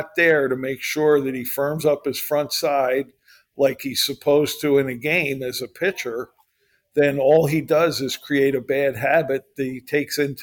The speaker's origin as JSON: {"language": "English", "town": "Philadelphia", "region": "Pennsylvania", "country": "United States", "tie": "born or raised there", "said": "growing up in the Philadelphia area"}